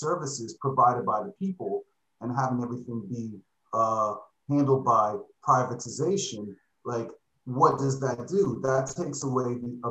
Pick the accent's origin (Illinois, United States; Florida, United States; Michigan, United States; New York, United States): Florida, United States; Miami Beach; moved away as an adult; now in Japan; I'm from Miami Beach, Florida.